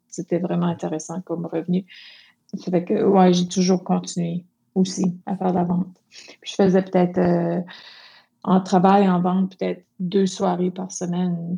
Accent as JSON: {"language": "French", "town": "Moncton", "region": "New Brunswick", "country": "Canada", "said": "Je suis une Acadienne de Moncton, au Nouveau-Brunswick."}